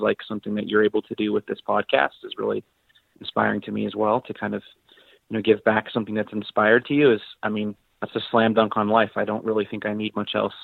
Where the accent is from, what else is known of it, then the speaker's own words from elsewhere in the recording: Colorado, United States; I'm mostly from Colorado to keep the story brief. Yes, I was born in Colorado